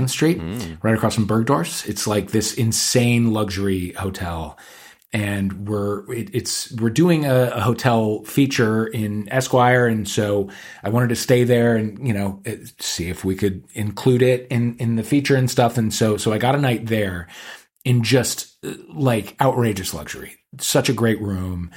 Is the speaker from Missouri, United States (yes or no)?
yes; St. Louis, Missouri, United States; we're both gays from St. Louis, Missouri